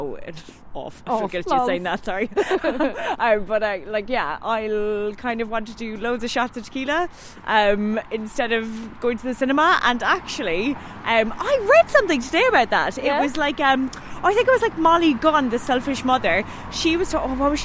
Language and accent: English; Cork, Munster, Ireland; moved away as an adult; now in Surrey, United Kingdom; I'm from Cork too